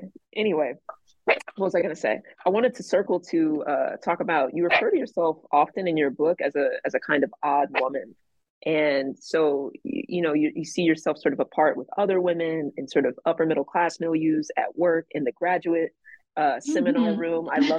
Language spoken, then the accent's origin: English; Atlanta, Georgia, United States; but I'm from Atlanta, and so